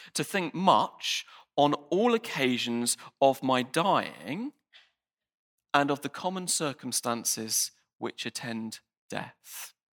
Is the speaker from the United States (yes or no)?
no; United Kingdom; I'm British